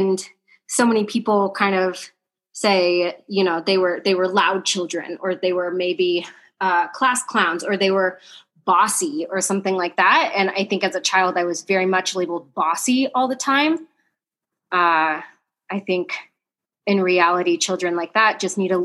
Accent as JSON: {"language": "English", "region": "southern Illinois", "country": "United States", "tie": "born or raised there", "moved": "yes", "said": "I grew up in a really small town in southern Illinois, closer to Kentucky, not anywhere near Chicago"}